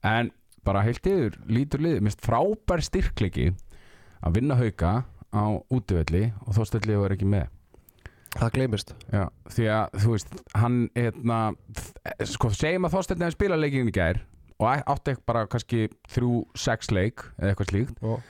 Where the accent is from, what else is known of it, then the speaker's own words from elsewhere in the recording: Akureyri, Northeastern Region, Iceland; moved away; ég er frá Akureyri og æfði handbólta og ég fer fyrir göng með rútu á túneringu sem lítið barn